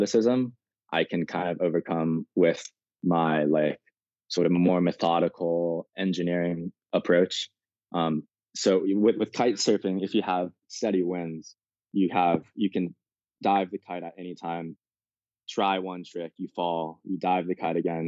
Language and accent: English; Malibu, California, United States; I'm originally from Malibu, born, raised there